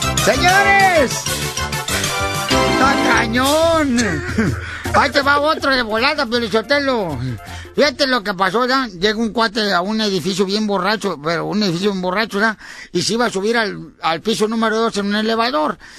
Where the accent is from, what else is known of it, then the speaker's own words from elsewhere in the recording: Mexico; now in United States; cuando yo salí de México para poder cruzar la frontera